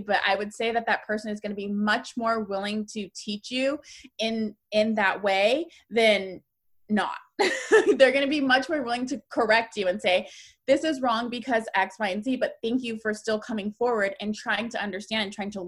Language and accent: English; Northern California, United States; I'm from Northern California